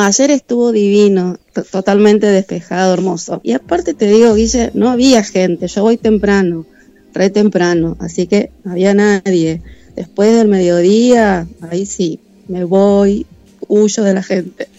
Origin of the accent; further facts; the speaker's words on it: Buenos Aires, Argentina; now in Mar del Plata, Argentina; yo soy de Buenos Aires